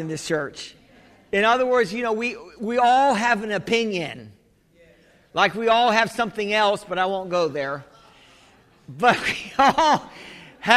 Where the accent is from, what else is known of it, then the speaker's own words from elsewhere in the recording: United States; I'm the American